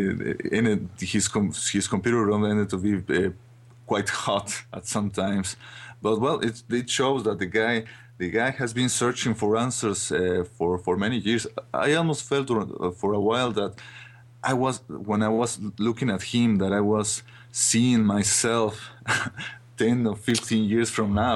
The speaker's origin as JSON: {"language": "English", "country": "Mexico", "said": "I'm from Mexico"}